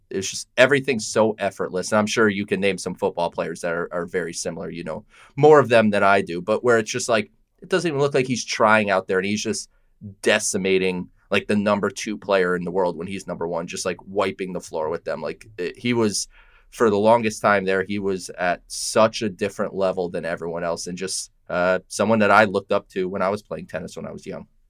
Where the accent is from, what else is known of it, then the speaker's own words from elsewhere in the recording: Connecticut, United States; I'm from Connecticut. We don't have professional sports teams here